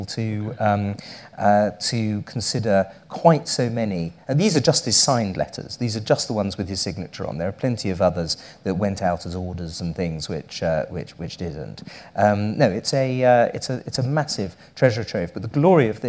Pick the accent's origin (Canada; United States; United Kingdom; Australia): United Kingdom; I am British